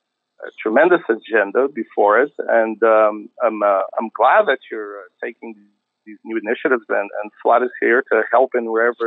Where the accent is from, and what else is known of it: Portugal